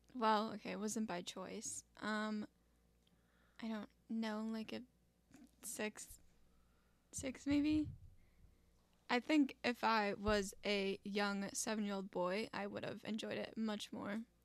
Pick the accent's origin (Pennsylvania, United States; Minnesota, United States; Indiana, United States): Minnesota, United States; Wyoming; also born or lived in Stacy, Minnesota; Wyoming, Minnesota, in a very tight neighborhood. Um, I lived there for I want to say 13 years